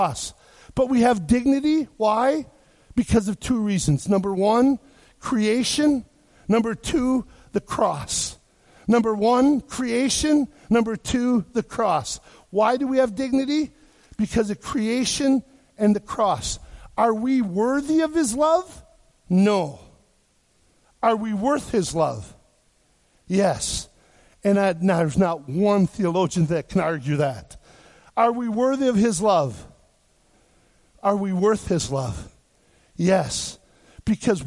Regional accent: Wisconsin, United States; I grew up in Wisconsin

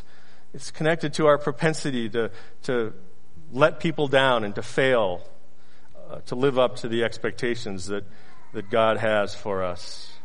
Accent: the South, United States; You know, Pastor, I grew up in the South, and I went to Sunday school

